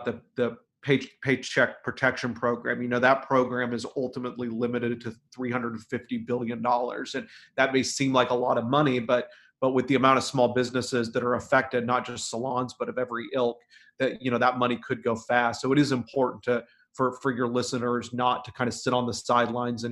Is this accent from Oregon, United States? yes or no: yes; Oregon, United States; I'm from Oregon